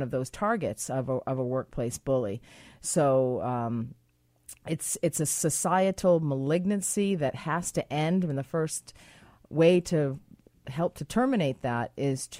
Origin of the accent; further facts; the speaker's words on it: Boston, Massachusetts, United States; I'm from Boston